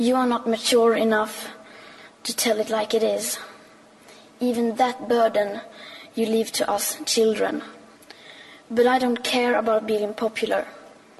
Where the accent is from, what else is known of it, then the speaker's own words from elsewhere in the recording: Sweden; I am 15 years old, and I'm from Sweden.